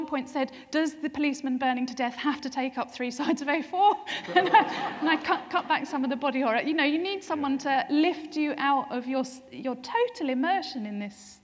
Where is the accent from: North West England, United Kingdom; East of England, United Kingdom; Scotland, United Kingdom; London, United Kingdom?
East of England, United Kingdom; Essex; now in Norwich, United Kingdom; born and brought up in Essex, living in Norwich